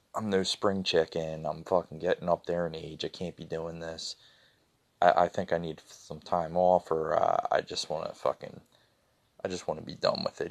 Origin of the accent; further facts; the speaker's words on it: Philadelphia, Pennsylvania, United States; I'm from Philadelphia